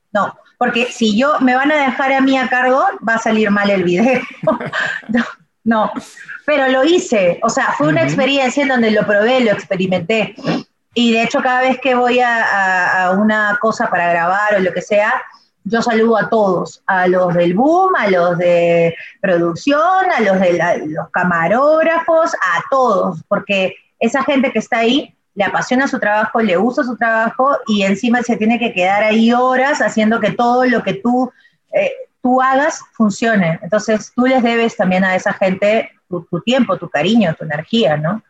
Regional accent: Peru; soy peruana

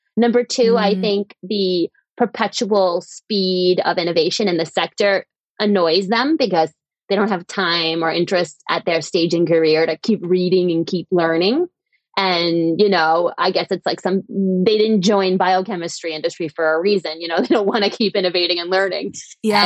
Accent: United States; moved away as an adult; also born or lived in Europe / East Africa; now in London, United Kingdom; I'm an American who went to work in Europe and then ended up founding a company in East Africa.

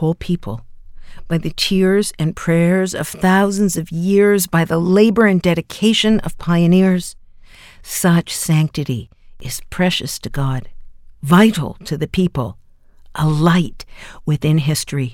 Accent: Toronto, Ontario, Canada; my hometown of Toronto

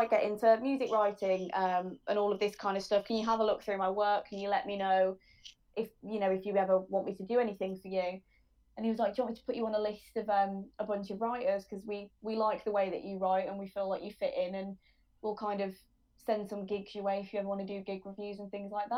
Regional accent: Birmingham, West Midlands, United Kingdom; moved away as an adult; now in Leeds, United Kingdom; I'm from Birmingham, Boohill.

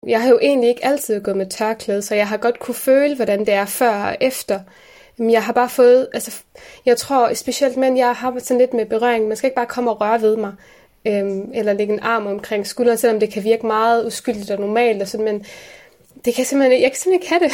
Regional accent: Aarhus, Central Denmark Region, Denmark; also born or lived in Aalborg; vi er jo opvokset i Gellerupparken.

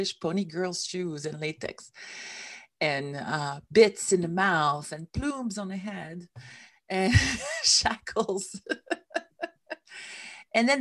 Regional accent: Switzerland; moved away as an adult; also born or lived in San Diego; I came from Switzerland, which is where I come from.

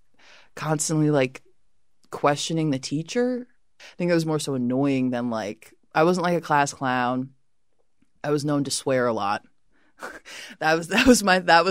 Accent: Chicago, Illinois, United States; also born or lived in Lombard, Illinois; I'm originally from the suburbs. My mom was out in Lombard. My dad was down in Hyde Park growing up

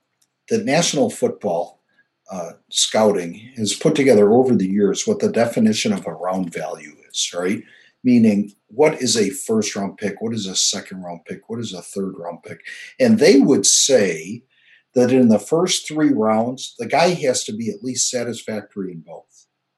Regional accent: Nebraska, United States; And I was from Nebraska and I was a tight end coach.

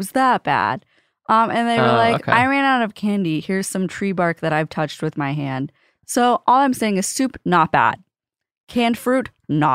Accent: Los Angeles, California, United States; I grew up in Los Angeles

